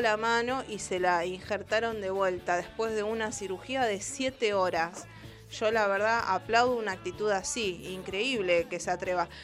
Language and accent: Spanish; Argentina; país que está en el fin del mundo, que somos nosotros, argentinos